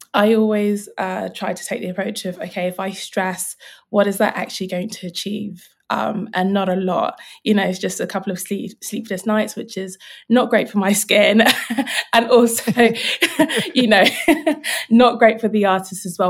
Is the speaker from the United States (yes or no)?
no; London, United Kingdom; I'm a South Londoner. Um, but I suppose for me, growing up, um, I'm Nigerian. My parents are Nigerian, but I was born here